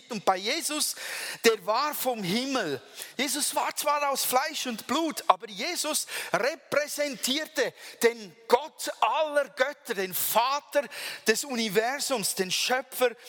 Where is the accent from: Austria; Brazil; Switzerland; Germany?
Switzerland; Weil man hat ja ein Bild von uns Schweizer, man denkt so, wir seien alle unglaublich trockene, staubtrockene und sture Typen